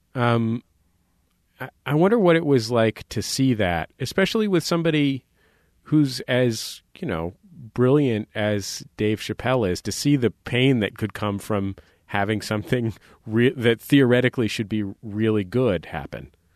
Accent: San Francisco, California, United States; moved away; I grew up in the Mission in San Francisco

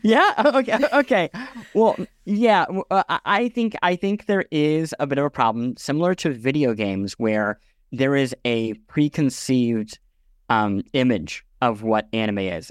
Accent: Midwest, United States; I grew up in the Midwest

